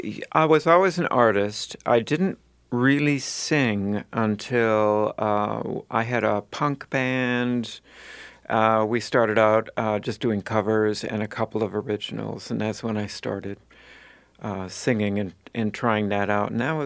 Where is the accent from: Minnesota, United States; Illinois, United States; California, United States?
Minnesota, United States; Duluth; So I grew up in Duluth.